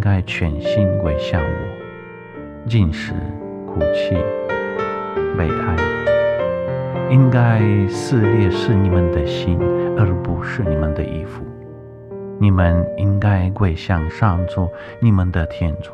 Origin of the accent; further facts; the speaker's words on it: Ukraine; moved away; 我是乌克兰人